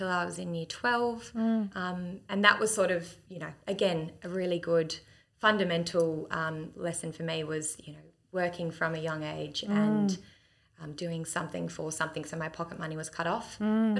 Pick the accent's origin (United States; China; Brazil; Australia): Australia; Sydney, New South Wales; also born or lived in Hunter Valley, New South Wales; I was raised in Sydney. However, Dad and Mum bought a property when I was about 3 years old